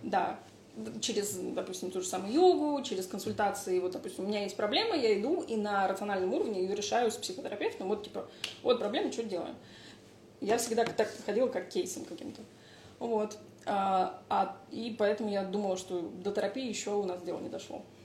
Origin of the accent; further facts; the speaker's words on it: Moscow, Russia; moved away; also born or lived in Italy; я выросла в Москве